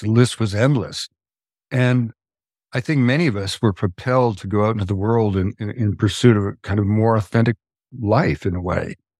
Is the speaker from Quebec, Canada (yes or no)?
yes; Quebec, Canada; moved away; also born or lived in British Columbia; I grew up in Canada, um, in Quebec um, in a very simple middle class family.